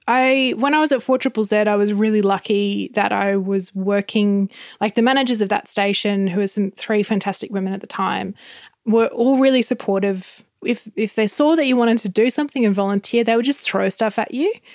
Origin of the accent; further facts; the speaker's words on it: Gold Coast, Queensland, Australia; I grew up on the Gold Coast